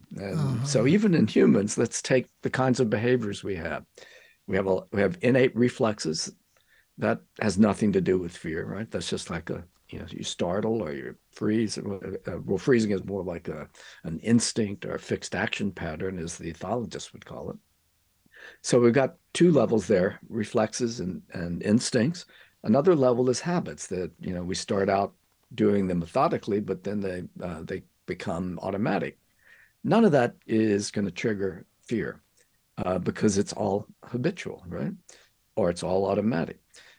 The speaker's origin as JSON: {"language": "English", "region": "Louisiana", "country": "United States", "said": "I'm a Cajun, yes."}